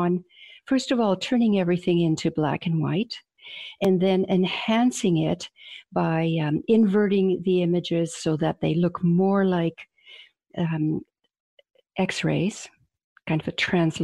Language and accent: English; British Columbia, Canada; also born or lived in Croatia; I was born in Croatia, and we came to Canada in the late 1950s. We were political refugees from, at the time, communism. And so I had all of my education in North America, in British Columbia